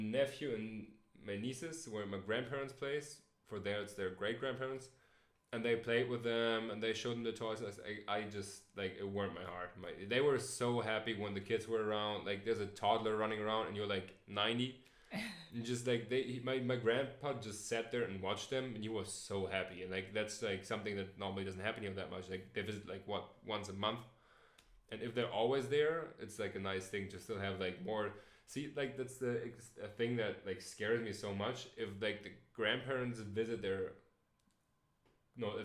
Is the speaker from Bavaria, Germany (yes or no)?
no; Hamburg, Germany; I lived in Hamburg all the time